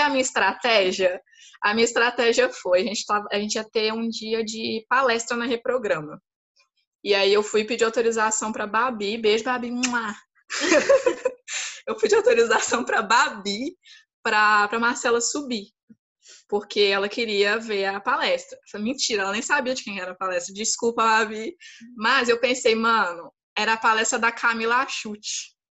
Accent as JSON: {"language": "Portuguese", "town": "Belo Horizonte", "region": "Minas Gerais", "country": "Brazil", "moved": "as an adult", "lives_now": "São Paulo, Brazil", "said": "E saí de BH, sou de Belo Horizonte, sou mineira, graças a Deus"}